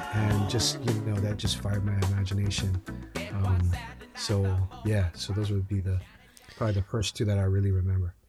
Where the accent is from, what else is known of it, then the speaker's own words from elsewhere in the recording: Hawaii, United States; I grew up in Hawaii